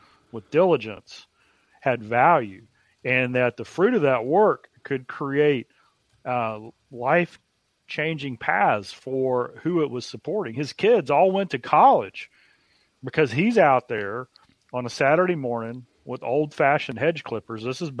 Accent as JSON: {"language": "English", "town": "Dallas", "region": "Texas", "country": "United States", "tie": "born or raised there", "said": "growing up on Dilbeck Lane in Dallas, Texas, being 7, 8, 9 years old"}